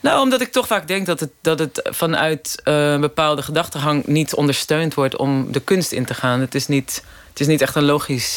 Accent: Hendrik-Ido-Ambacht, South Holland, Netherlands; moved away as an adult; also born or lived in Rotterdam / London; ik ben daar in de, 60, 70 jaren opgegroeid

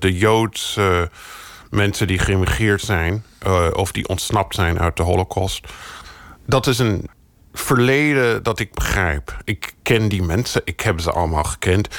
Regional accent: United States; now in Netherlands; Ik ben in de Verenigde Staten opgegroeid.

